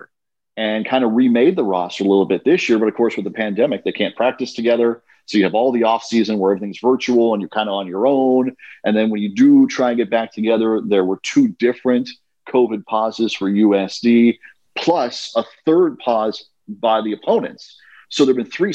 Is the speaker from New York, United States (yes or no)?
no; Clovis, California, United States; moved away as an adult; also born or lived in Bay Area, California; now in San Diego, United States; Fresno, in the Central Valley